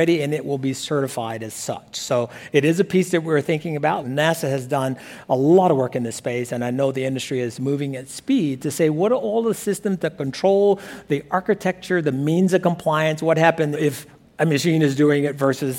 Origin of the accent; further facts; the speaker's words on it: Alabama, United States; a small boy growing up in Alabama